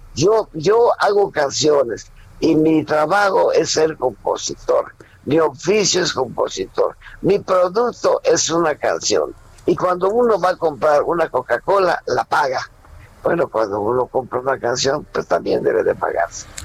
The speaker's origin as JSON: {"language": "Spanish", "town": "Mérida", "region": "Yucatán", "country": "Mexico", "said": "a los 12 años comienzo a trabajar en Mérida, Yucatán, con un grupo infantil, con un grupo de puros muchachos de mi edad"}